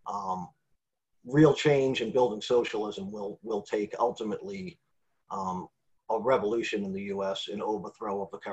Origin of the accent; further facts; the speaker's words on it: Weymouth, Massachusetts, United States; I grew up in Weymouth